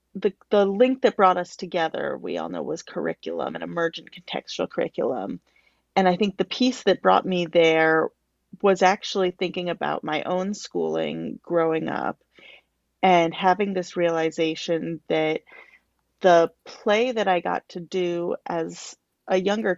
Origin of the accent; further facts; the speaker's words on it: Chicago, Illinois, United States; I'm from Chicago, Illinois.